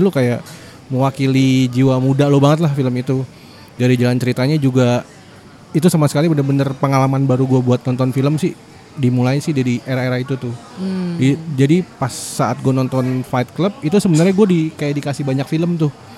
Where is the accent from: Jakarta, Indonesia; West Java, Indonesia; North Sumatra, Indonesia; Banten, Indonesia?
Jakarta, Indonesia; Kan gua, eh, kecilnya tuh di Jakarta Timur